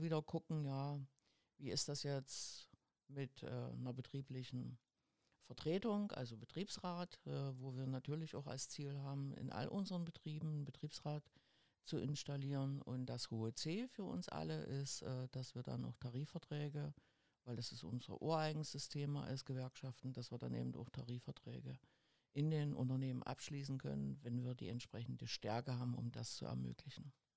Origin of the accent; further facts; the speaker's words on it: GDR, East Germany, Germany; also born or lived in Bischofswerda / Schwedt an der Oder / Potsdam / Dresden; ich bin in der DDR groß geworden